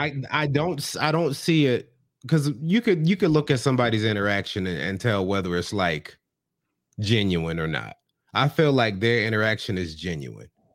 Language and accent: English; the South, United States; I grew up in the South with a F.